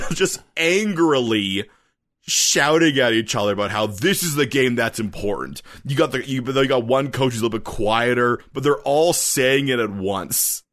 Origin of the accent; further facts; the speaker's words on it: Canada; a Canadian writer